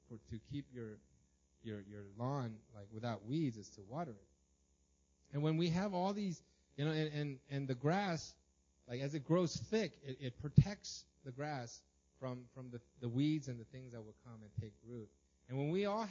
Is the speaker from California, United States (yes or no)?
yes; Los Angeles, California, United States; I grew up in Los Angeles, and we had a tiny house but a huge lawn